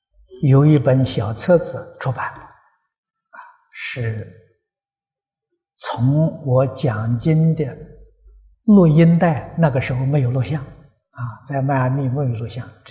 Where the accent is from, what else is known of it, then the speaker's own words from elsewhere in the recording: China; 我们中国人呢，喜欢简单，把它的尾音呢省掉了。